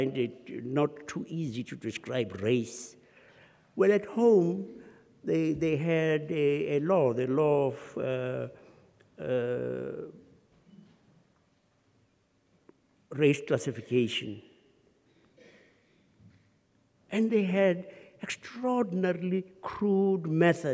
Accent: South Africa; My forebears and all of those had been born and bred in South Africa

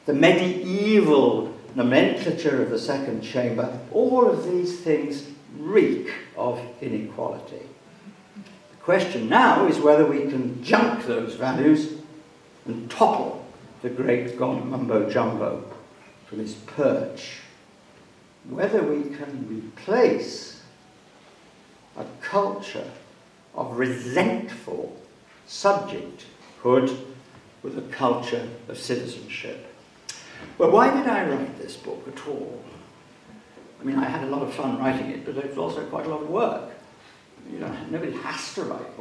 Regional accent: Wales, United Kingdom; Wales and the Welsh, of whom I count myself one

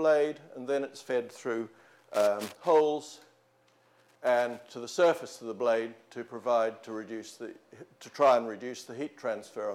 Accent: Australia; also born or lived in New Zealand; now in Oxford, United Kingdom; I'm a New Zealander brought up in Australia

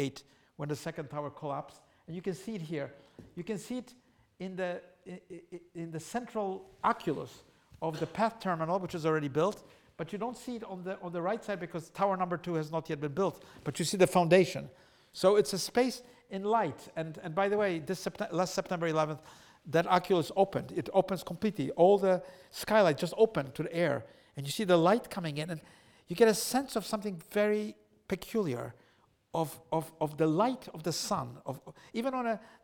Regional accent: Poland; now in New York, United States; I was an immigrant to New York. I come from Poland.

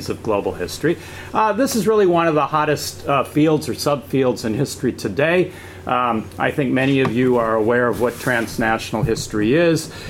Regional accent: United States; as an American

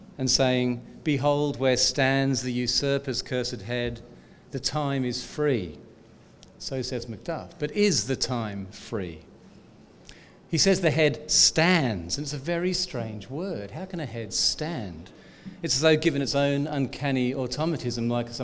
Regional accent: Australia; as an Australian

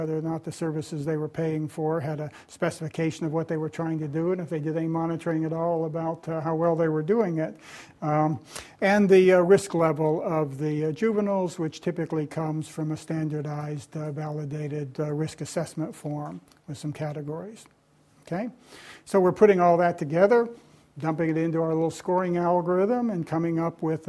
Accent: Tennessee, United States; my home state of Tennessee

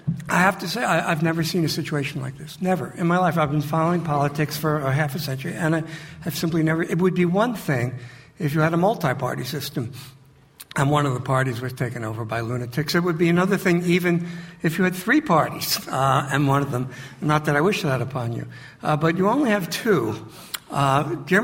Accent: United States; as an American

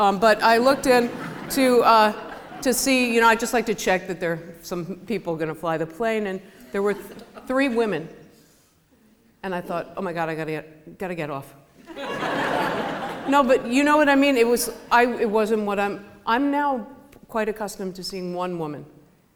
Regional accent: United States; I'm American

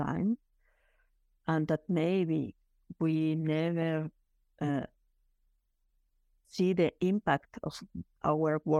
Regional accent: Chihuahua, Mexico; my hometown in Chihuahua, the border with Texas

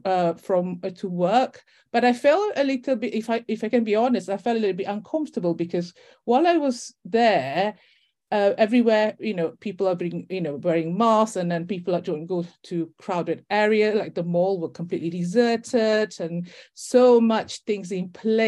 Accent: Malaysia; also born or lived in Leicester / Brighton / Buckinghamshire; now in United Kingdom; I'm actually from Malaysia

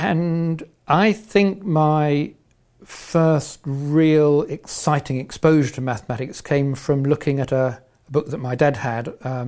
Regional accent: Welwyn Garden City, East of England, United Kingdom; now in Oxford, United Kingdom; I was brought up in Welling Garden City. I went to the local primary school, secondary school, grammar school.

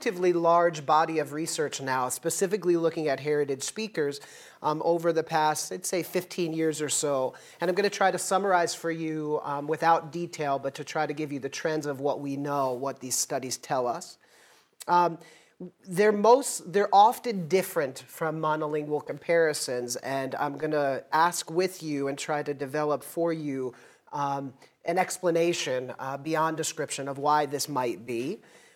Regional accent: United States; first language English; I'm American.

